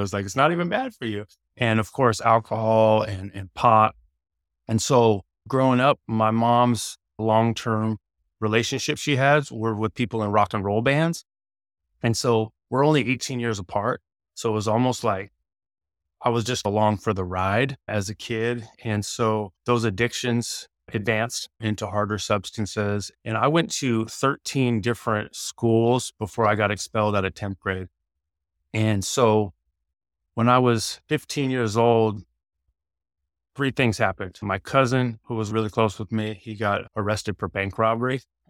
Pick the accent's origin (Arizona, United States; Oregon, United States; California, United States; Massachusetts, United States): Oregon, United States; Eugene; born there; So I was born in Eugene, Oregon in 1979.